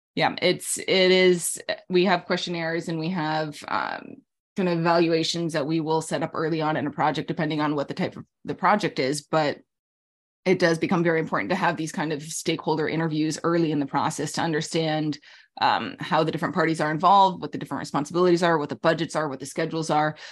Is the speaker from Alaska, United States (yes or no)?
yes; Alaska, United States; moved away; also born or lived in Middle East / New York City; I grew up in Alaska.